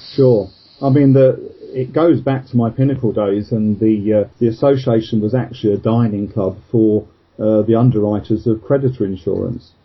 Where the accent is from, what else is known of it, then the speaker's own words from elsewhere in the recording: Luton, East of England, United Kingdom; I was born in sort of Luton in Bedfordshire